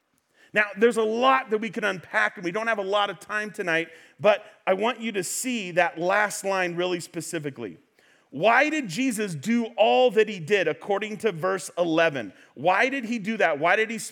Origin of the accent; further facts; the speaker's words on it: Central Valley, California, United States; I am from the Central Valley